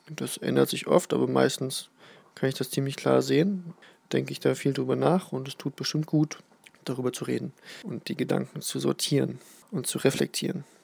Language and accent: German; Berlin, Germany; now in Südniedersachsen, Germany; bin 30 Jahre alt, gebürtig aus Berlin, dort habe ich auch lange, lange Jahre gelebt und wohne jetzt seit fast einem Jahr auf dem Land in Südniedersachsen